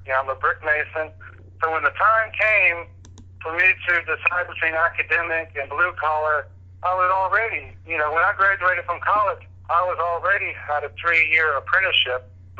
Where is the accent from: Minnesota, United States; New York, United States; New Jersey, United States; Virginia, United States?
Virginia, United States; Charlottesville; I was born here in Charlottesville in 1964